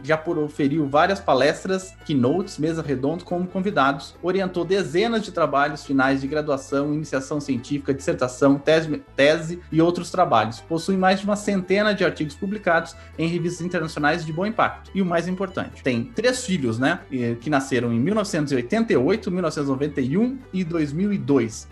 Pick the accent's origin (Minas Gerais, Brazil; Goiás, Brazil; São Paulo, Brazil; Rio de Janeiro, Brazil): São Paulo, Brazil; Ourinhos; now in Campinas, Brazil; eu sou de Ourinhos